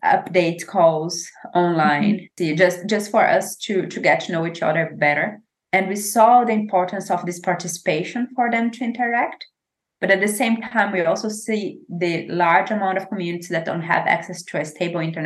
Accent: Brazil; English is a second language; moved away as an adult; also born or lived in Maranhão / Piauí / Pará; now in Germany; I grew up exactly in Maranhão and Piauí, Pará. So that's kind of the region I know as home

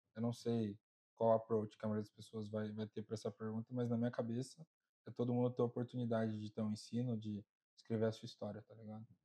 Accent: Brazil; now in United States; de onde eu venho, no Brasil em geral

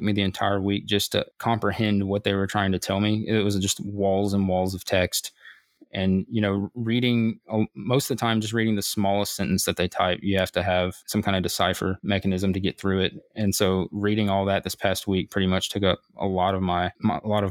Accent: United States; I'm American

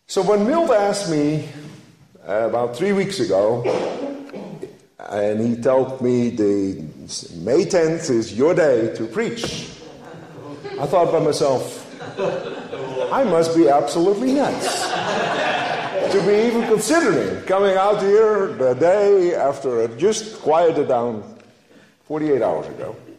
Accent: Netherlands; moved away as an adult; now in United States; I grew up in the Dutch Reformed family in Holland.

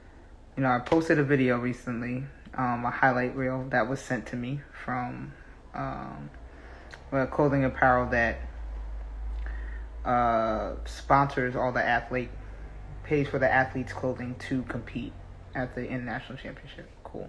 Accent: South Africa; So, I came from South Africa.

